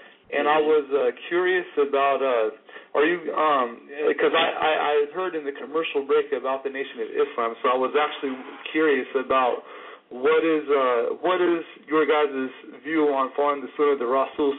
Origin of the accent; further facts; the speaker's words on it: United States; now in Tunisia; I'm an American, but I live in Tunisia.